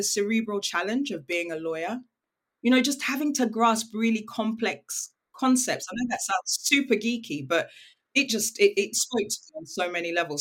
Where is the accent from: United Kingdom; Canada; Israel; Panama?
United Kingdom; also born or lived in Nigeria; I'm British and I'm Nigerian